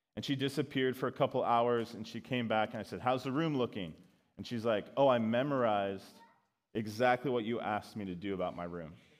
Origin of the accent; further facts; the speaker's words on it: Colorado Springs, Colorado, United States; I grew up in Colorado Springs, which is like Christian Mecca